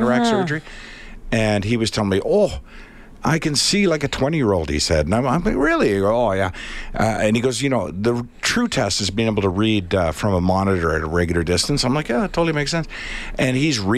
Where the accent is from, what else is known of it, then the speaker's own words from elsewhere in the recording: Winnipeg, Manitoba, Canada; moved away; also born or lived in Toronto; I moved from Winnipeg to Toronto